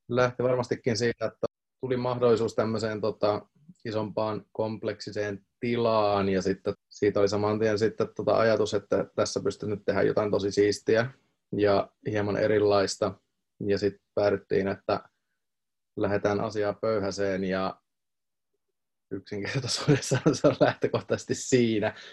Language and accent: Finnish; Tampere, Pirkanmaa, Finland; ja mä tuun Tampereelta